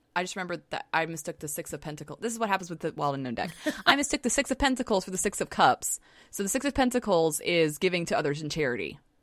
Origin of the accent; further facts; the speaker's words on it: Southern, United States; accent: Southern; my Southern accent just came out